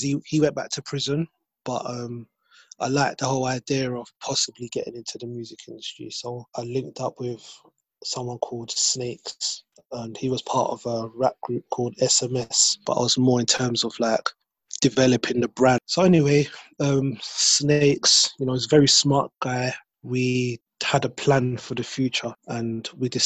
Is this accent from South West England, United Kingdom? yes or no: no; London, United Kingdom; I grew up in Brixton